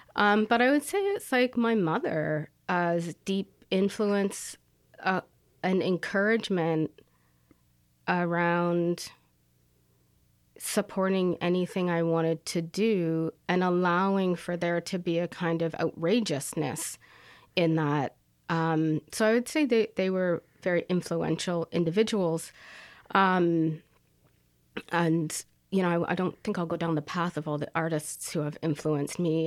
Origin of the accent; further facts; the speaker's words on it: Paris, Ontario, Canada; also born or lived in Toronto, Canada; now in Kingston, Canada; Paris, Ontario. I was born in Toronto, but because I had a single mom, we moved progressively to smaller towns